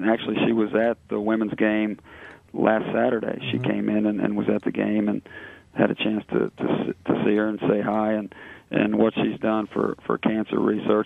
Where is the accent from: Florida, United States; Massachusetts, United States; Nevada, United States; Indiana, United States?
Indiana, United States; Southeast; now in Cincinnati, United States; I'm from Southeast Indiana